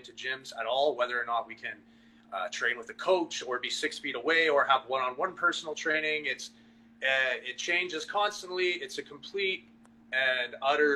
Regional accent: Edmonton, Alberta, Canada; I'm from Edmonton

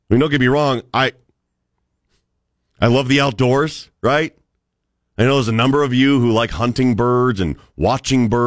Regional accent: Cleveland, Ohio, United States; also born or lived in Birmingham, Alabama; dude, I grew up in Cleveland, Ohio. Okay. I lived in Birmingham, Alabama, which used to be the steel belt of the South.

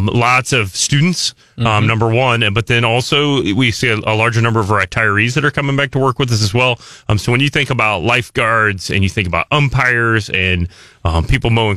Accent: Buffalo, Missouri, United States; now in Columbia, United States; I grew up there, went to high school there and graduated

